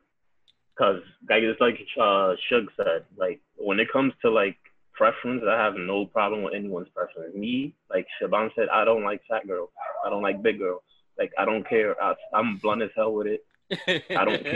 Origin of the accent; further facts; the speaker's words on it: New York City, New York, United States; I grew up in the Heights, Harlem, Bronx